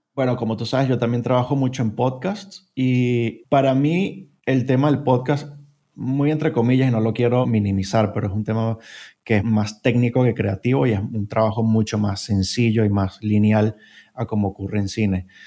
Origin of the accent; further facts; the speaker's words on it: Venezuela; moved away as an adult; now in Spain; soy originario de Venezuela, pero llevo viviendo en España casi seis años